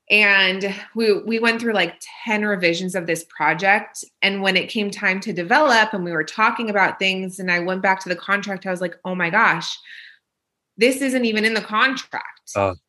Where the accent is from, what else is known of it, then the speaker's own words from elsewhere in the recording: Israel; born there; So I was born in Israel.